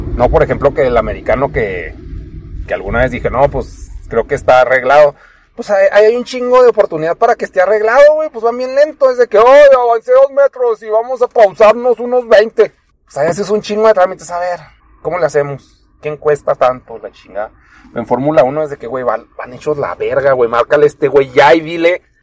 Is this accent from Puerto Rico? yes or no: no; Chihuahua, Mexico; aquí vivo